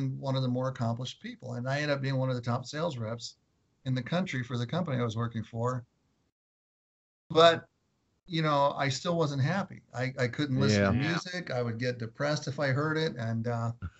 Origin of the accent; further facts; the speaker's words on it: Southern California, United States; also born or lived in Los Angeles, California / Orange County, California; I grew up in Southern California, so I grew up around LA as a younger kid, and then we moved to Orange County and lived in Garden Grove and Huntington Beach